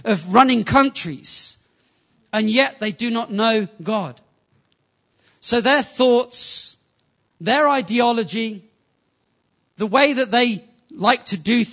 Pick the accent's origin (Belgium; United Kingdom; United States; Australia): United Kingdom; England; Being from an English culture, before I got saved, it was fairly normal